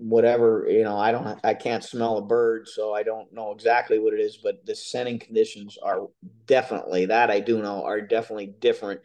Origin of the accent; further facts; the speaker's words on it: Pennsylvania, United States; also born or lived in North Carolina; I'm from Pennsylvania, as you mentioned, but I spend the winters in North Carolina